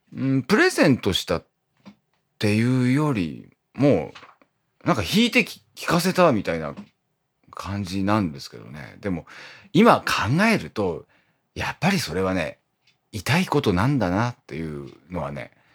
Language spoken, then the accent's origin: Japanese; Iwate, Japan; now in Tokyo, Japan; 僕のあの、故郷の、えっ、ー、と、岩手はね